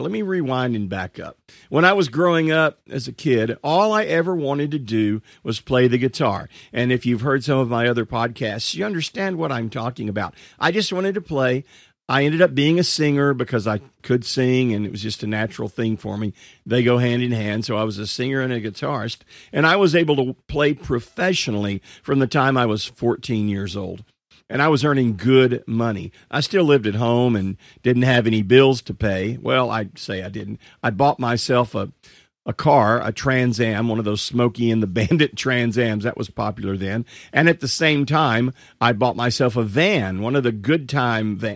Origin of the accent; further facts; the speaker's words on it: Marshall, Texas, United States; my hometown happens to be, uh, a little town in East Texas called Marshall, Texas.